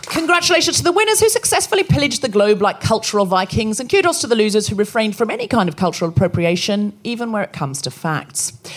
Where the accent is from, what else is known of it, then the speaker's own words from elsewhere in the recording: Australia; moved away; I was born and raised in Australia